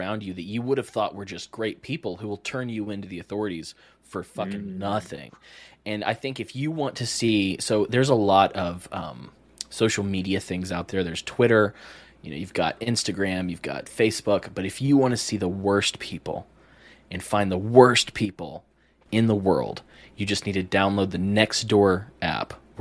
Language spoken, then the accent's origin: English; Alabama, United States; moved away; also born or lived in Pennsylvania; I grew up in Alabama